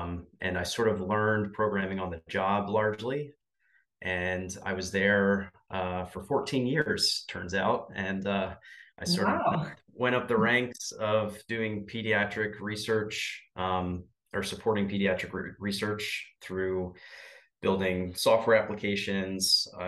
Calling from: Pennsylvania, United States

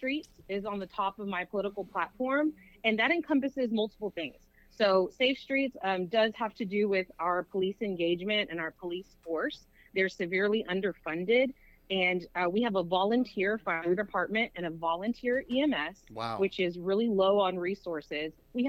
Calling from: South Houston, Texas, United States; I'm calling from South Houston, Texas.

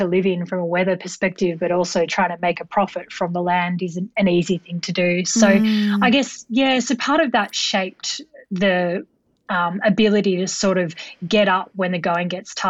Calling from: Sydney, New South Wales, Australia; I'm calling in from Sydney in Australia.

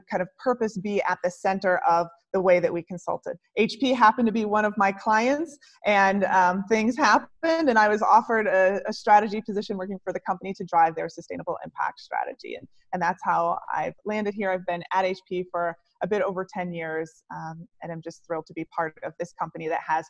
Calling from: San Francisco, California, United States; say San Francisco.

